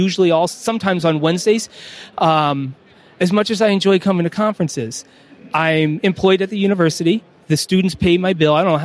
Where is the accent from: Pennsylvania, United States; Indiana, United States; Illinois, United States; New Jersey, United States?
Indiana, United States; Fort Wayne; also born or lived in California / East Coast / West Coast; now in West Virginia, United States; While I was born out in California, I grew up in Indiana. We moved when I was four, so I'm a Northeast Indiana, Fort Wayne native.